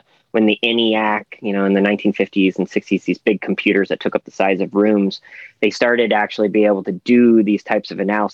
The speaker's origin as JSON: {"language": "English", "town": "Toronto", "region": "Ontario", "country": "Canada", "tie": "born or raised there", "said": "I was born in Toronto"}